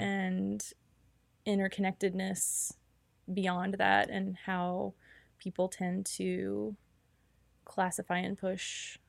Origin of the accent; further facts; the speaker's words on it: New Orleans, Louisiana, United States; And for me, like I grew up in the New Orleans area, and a lot of the news coverage to me echoed a lot of the news coverage that happened after Katrina.